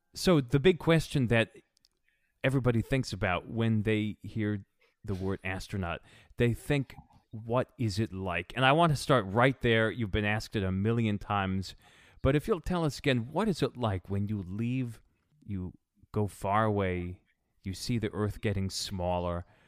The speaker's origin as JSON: {"language": "English", "region": "New England", "country": "United States", "tie": "born or raised there", "said": "I grew up in New England"}